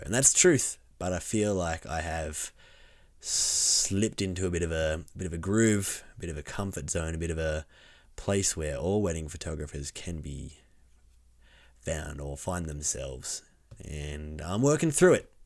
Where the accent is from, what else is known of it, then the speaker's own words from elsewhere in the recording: Orange, New South Wales, Australia; I'm walking around my hometown